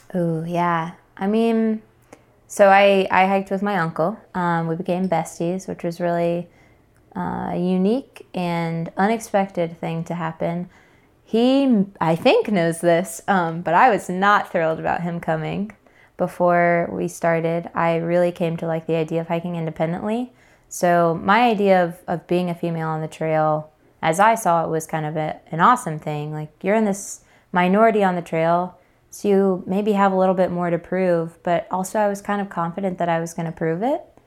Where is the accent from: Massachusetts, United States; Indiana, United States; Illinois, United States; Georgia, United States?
Georgia, United States; Atlanta; I'm from Atlanta, Georgia